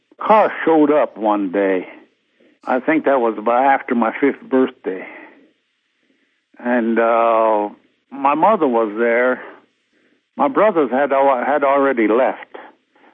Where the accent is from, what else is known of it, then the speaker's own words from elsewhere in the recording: United States; first language Lakota; English is a second language; I always spoke Lakota